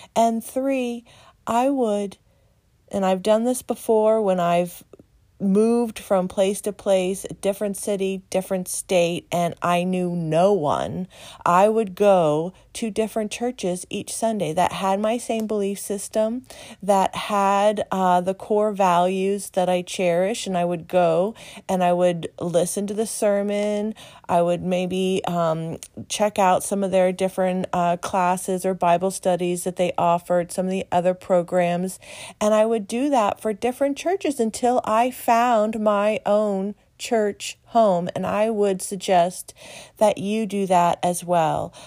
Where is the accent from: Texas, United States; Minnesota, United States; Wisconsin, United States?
Texas, United States; moved away as an adult; also born or lived in Columbia, Missouri / Las Vegas / Chicago / Michigan; now in Pennsylvania, United States; I grew up in Texas